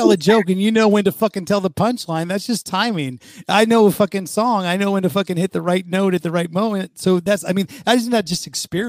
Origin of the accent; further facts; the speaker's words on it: San Francisco Bay Area, California, United States; this is my hometown.